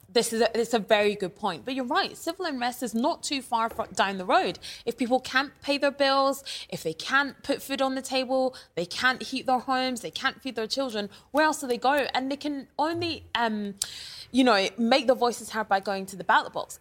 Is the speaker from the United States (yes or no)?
no; Scotland, United Kingdom; Growing up in Scotland